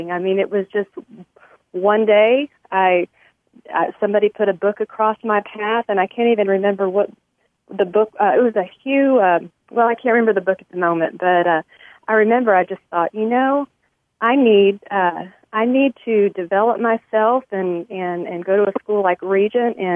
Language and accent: English; Mexico; but but also growing up in Mexico afforded me the opportunity to learn new language, uh, new culture, and just giving me a love for for other people groups.